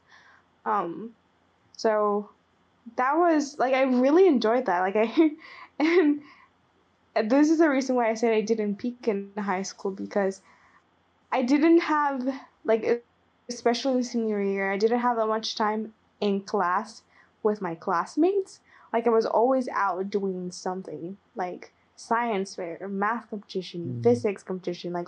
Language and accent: English; Nicaragua; first language Spanish; English is a second language; moved away as an adult; I was born and raised in Nicaragua, right?